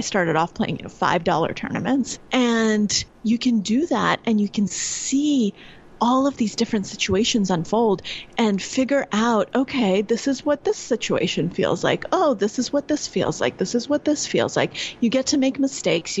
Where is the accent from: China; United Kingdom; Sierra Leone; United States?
United States; New York; I'm from New York and I normally live in New York